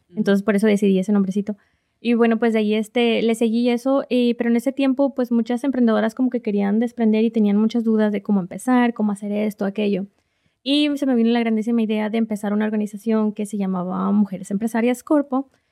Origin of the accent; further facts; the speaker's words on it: Reynosa, Tamaulipas, Mexico; moved away as an adult; now in Oklahoma City, United States; soy de Reynosa, Tamaulipas, México